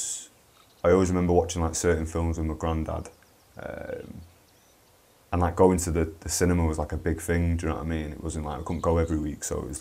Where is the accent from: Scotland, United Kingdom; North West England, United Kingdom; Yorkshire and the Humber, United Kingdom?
North West England, United Kingdom; Manchester; I grew up in Burnage